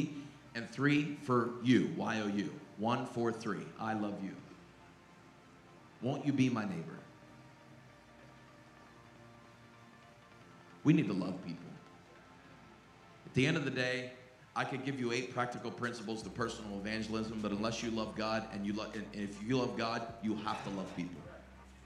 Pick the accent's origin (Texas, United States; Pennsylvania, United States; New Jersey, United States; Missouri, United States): Pennsylvania, United States; Pittsburgh; I grew up in and around Pittsburgh